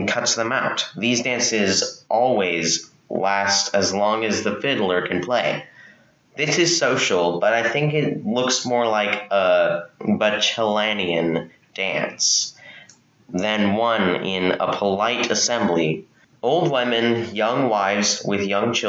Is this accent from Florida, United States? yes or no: no; Texas, United States; I'm 14 and I'm from Texas